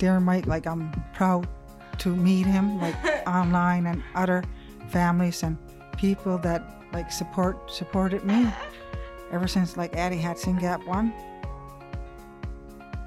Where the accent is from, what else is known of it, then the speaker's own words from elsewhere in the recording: Wagmatcook, Cape Breton, Nova Scotia, Canada; I'm from Wagamukuk, Nova Scotia, Cape Breton, Canada.